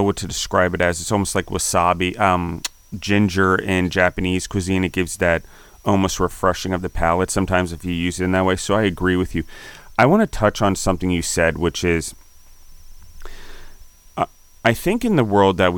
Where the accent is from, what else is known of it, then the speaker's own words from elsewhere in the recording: Naples, Campania, Italy; like in Italy, I'm from Naples, coastal community that had this type of liqueurs and spirits